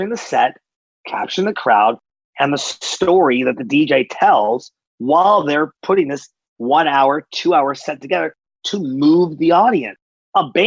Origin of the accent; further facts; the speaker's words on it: Seattle, Washington, United States; I'm from Seattle, and we were part of the big grunge movement